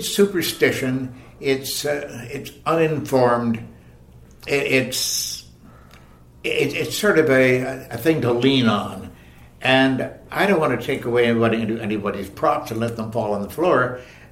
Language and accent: English; Toronto, Ontario, Canada; born or raised there